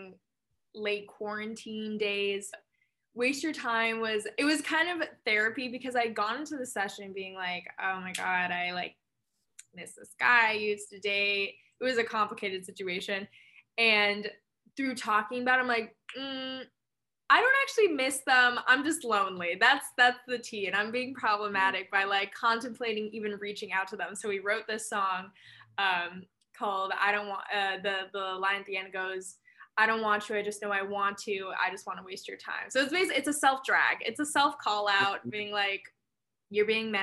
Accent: Los Angeles, California, United States; moved away as an adult; now in Brooklyn, New York, United States; I'm currently living in New York, more specifically Brooklyn, but I'm actually from Los Angeles originally. Moved out here for college like 5 years ago

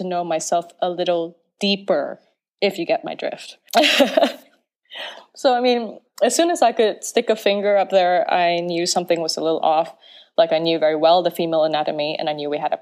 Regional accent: Penang Island, Malaysia; I am Malaysian, born and raised on Penang Island

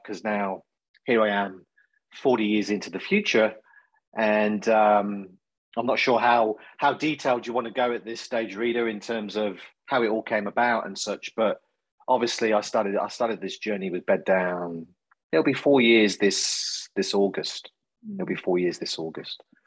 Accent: Coventry, West Midlands, United Kingdom; now in Australia; you'll probably gather from my accent, not a local boy to Australia. So originally from the UK, a place called Coventry in central England

